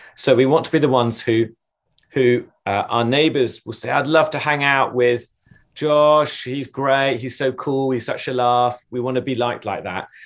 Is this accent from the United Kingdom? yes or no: yes; England, United Kingdom; I'm English